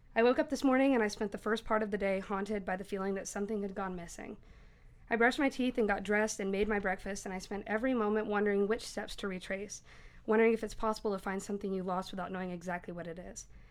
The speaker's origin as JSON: {"language": "English", "town": "Knoxville", "region": "Tennessee", "country": "United States", "said": "I'm from Knoxville"}